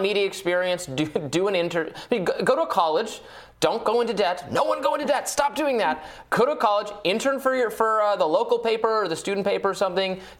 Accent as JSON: {"language": "English", "region": "Michigan", "country": "United States", "moved": "yes", "said": "I'm from Michigan originally"}